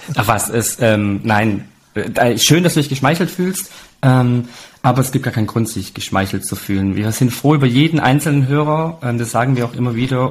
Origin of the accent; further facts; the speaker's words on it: Italy; als Italiener, klar, trinkst du Rotwein und Weißwein, weil ähm, Opa hat ja selber Wein gemacht